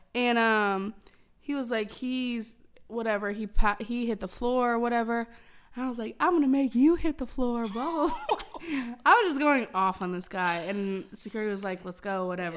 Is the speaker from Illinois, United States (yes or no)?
yes; Illinois, United States; moved away; I'm from Illinois and I've only been to Chicago, like, twice